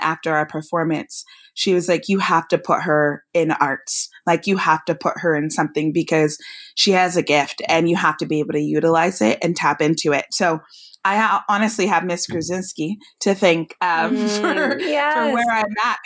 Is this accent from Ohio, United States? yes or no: no; Bay Area, California, United States; I grew up in the Bay Area